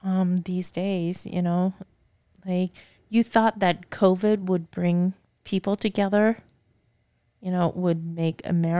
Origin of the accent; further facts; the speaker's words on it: United States; Well, this is my country. Yeah. I was born and raised here in the States.